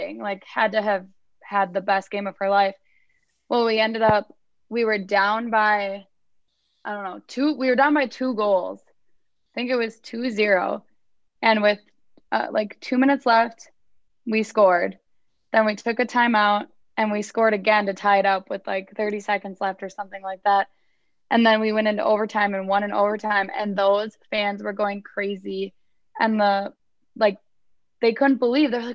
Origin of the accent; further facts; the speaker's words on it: New Richmond, Wisconsin, United States; I am from New Richmond